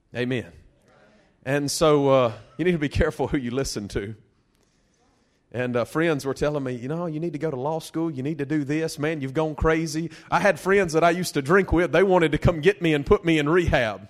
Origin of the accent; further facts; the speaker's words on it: Delhi, Louisiana, United States; I'm from Delhi, Louisiana